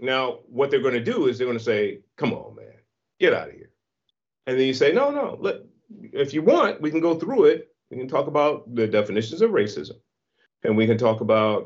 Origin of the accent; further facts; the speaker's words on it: San Francisco, California, United States; I was born in San Francisco in the Hunters Point Projects in the 1960s